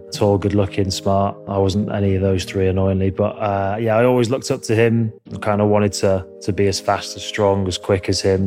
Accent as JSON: {"language": "English", "town": "Leeds", "region": "Yorkshire and the Humber", "country": "United Kingdom", "tie": "born or raised there", "said": "So I grew up in Leeds, Yorkshire, a little village called Addle, which was, you know, a really beautiful place to grow up in."}